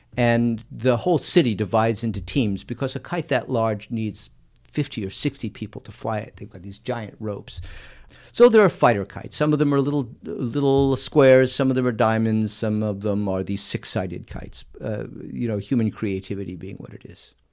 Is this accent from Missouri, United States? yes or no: yes; Missouri, United States; we're from Missouri